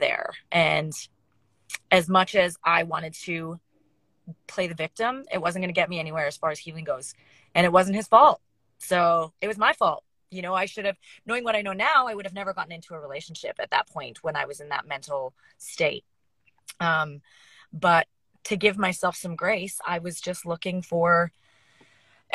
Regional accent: Canada; moved away as an adult; now in Nashville, United States; I had to move back to Canada. I was living and working in Nashville and the music shut down. And because I'm a Canadian citizen, I had to head back

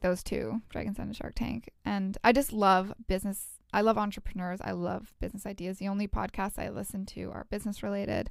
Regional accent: Edmonton, Alberta, Canada; now in Vancouver, Canada; We're both from Edmonton

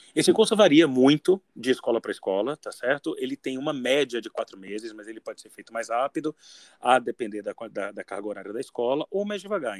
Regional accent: Salvador, Bahia, Brazil; eu sou de Salvador

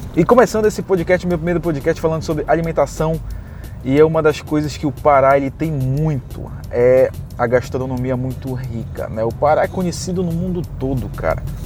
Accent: Belém, Pará, Brazil; moved away; eu vim do Pará, eu sou de Belém do Pará.

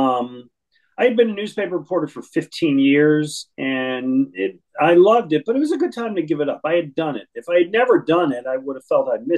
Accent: Buffalo, New York, United States; moved away as an adult; also born or lived in Boston / Fort Lauderdale, Florida / Detroit; now in Philadelphia, United States; I was born in New York City, raised in Buffalo, New York

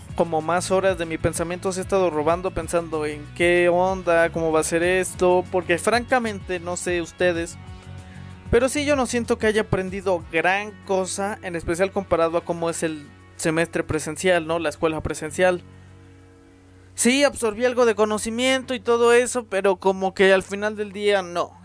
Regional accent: Mexico; aquí en mi país y al menos en mi escuela

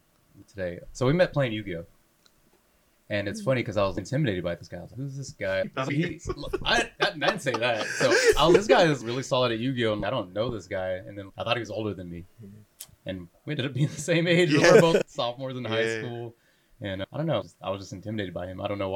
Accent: San Leandro, California, United States; also born or lived in Hayward, California; born in Hayward, but raised in San Leandro. I'm a straight up San Leandro guy. Woodrow Wilson Elementary, born to Woodrow, John Muir, San Leandro High School, and Cal State East Bay.

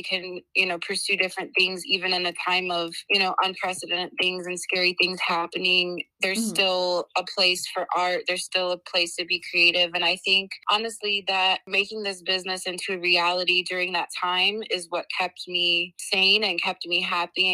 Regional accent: Chicago, Illinois, United States; moved away as an adult; now in Portland, United States; I grew up in Chicago, Illinois, and I moved here about 6 years ago

